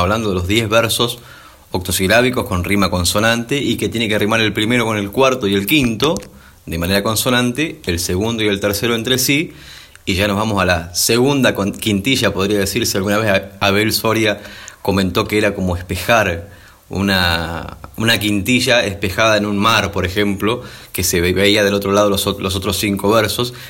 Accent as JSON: {"language": "Spanish", "town": "San Vicente", "region": "Buenos Aires Province", "country": "Argentina", "said": "en mi pueblo"}